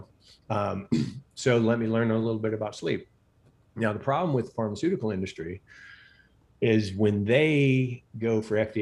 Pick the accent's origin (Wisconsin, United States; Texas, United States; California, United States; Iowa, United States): Texas, United States; Katy; I grew up in Katy, Texas, which is now essentially like part of Houston